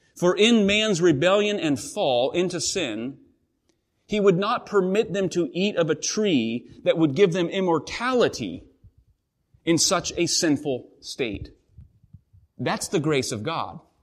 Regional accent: the Northwest, Pacific Northwest, United States; growing up in the Northwest, our family, quite active, uh, got involved in whitewater rafting

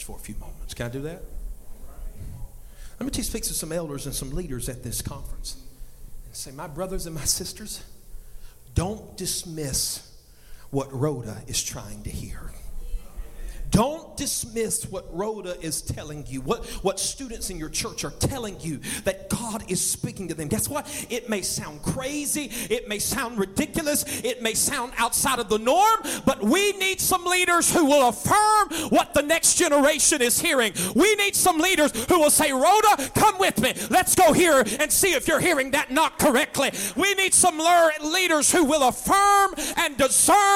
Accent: United States; I grew up just on Lees Mill Road, not far from here

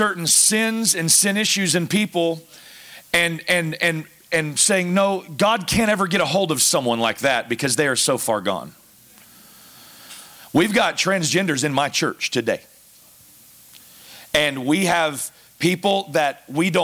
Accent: the South, United States; moved away as an adult; I'm from the South

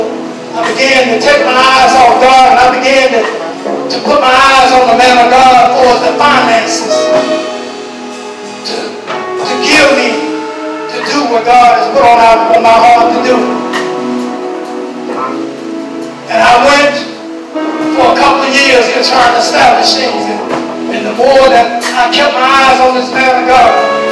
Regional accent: Talladega, Alabama, United States; moved away; also born or lived in New York City; I was born in Talladega

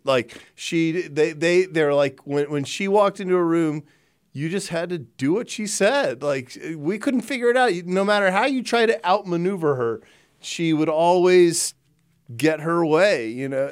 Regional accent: Texas, United States; growing up in Texas

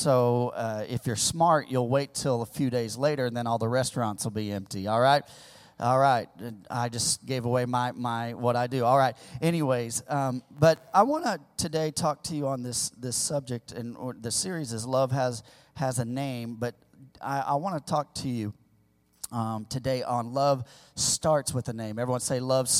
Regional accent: the Ozarks, Missouri, United States; moved away; also born or lived in California; I grew up in my formidable years, my elementary years. I grew up in Missouri, in kind of the sticks of Missouri, the Ozarks. I'm an old Ozark boy

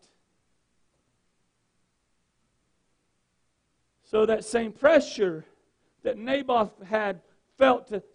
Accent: Gaston County, North Carolina, United States; I grew up in Gaston County, and in Gaston County, North Carolina, what I watched as I grew up

